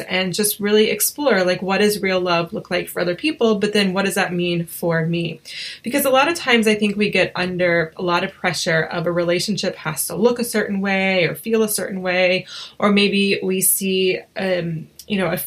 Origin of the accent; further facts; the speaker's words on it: Asheville, North Carolina, United States; we're both from North Carolina, or from Asheville, North Carolina